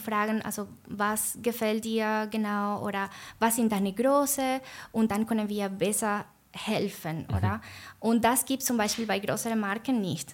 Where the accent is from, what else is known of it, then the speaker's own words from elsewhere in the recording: Venezuela; German is a second language; moved away as an adult; also born or lived in Argentina; now in Switzerland; also ich komme aus Venezuela, aber dann habe ich auch in Argentinien gewohnt vor ungefähr vier Jahren